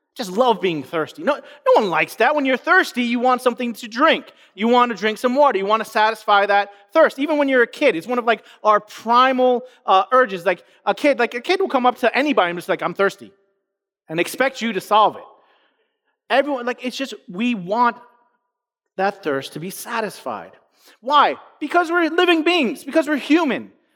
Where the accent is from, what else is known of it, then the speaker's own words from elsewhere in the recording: New York City, New York, United States; I grew up in New York City